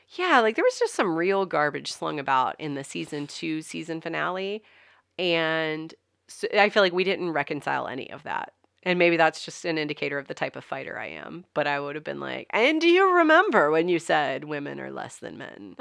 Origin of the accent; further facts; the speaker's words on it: the South, Southern United States, United States; accent: Southern; you can't understand my Southern accent.